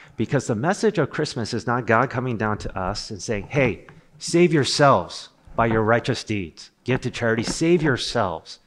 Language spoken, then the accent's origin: English; Rutherford, New Jersey, United States; I'm from Rutherford, New Jersey.